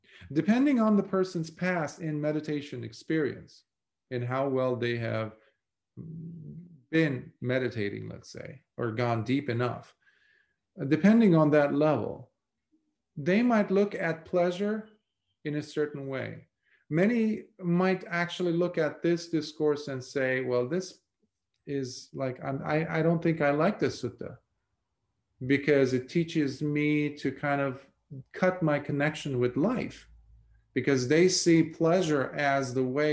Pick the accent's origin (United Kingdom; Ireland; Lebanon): Lebanon; moved away as an adult; Growing up in Lebanon in a war-torn country for 17 years